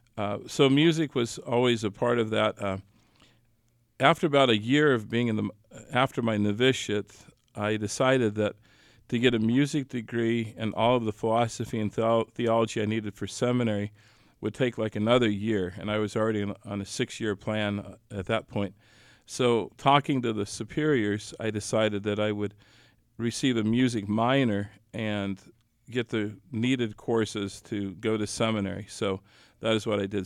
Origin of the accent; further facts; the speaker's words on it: Leoti, Kansas, United States; now in Atchison, United States; back in my hometown of Leota, Kansas